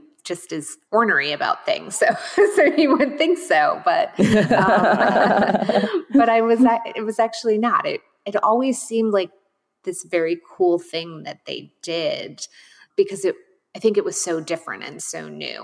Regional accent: about an hour north of Manhattan, New York, United States; moved away as an adult; also born or lived in Switzerland / Madison, Wisconsin; now in Washington, D.C., United States; I grew up in New York, about an hour north of Manhattan

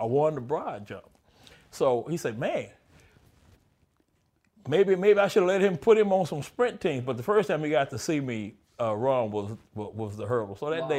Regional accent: Houston, Texas, United States; Dallas Cowboys, you know. {S0} Yeah. {S1} Yeah, when you're in Texas, yeah.

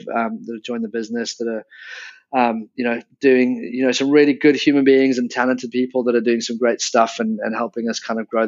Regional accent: South Africa; moved away as an adult; also born or lived in England / London; I was born in England but grew up in South Africa from the age of 10, and then moved back to London

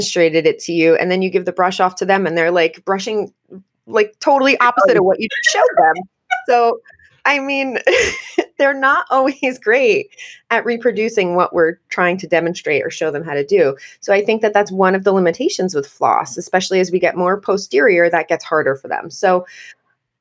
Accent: United States; I am your American dental hygienist host

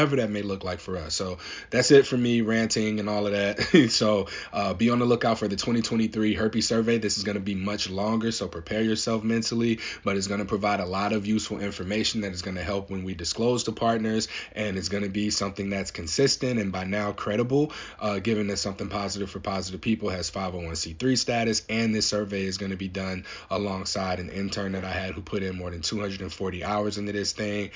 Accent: St. Louis, Missouri, United States; now in Portland, United States; I live in Portland, Oregon. I'm from St. Louis, Missouri.

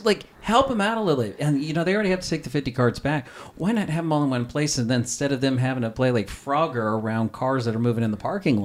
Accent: the South, United States; I'm from the South

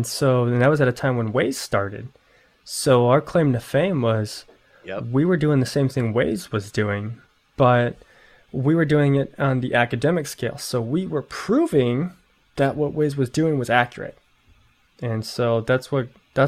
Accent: Chicago, Illinois, United States; moved away as an adult; also born or lived in Anchorage, Alaska / Fairbanks, Alaska; I'm originally from Chicago

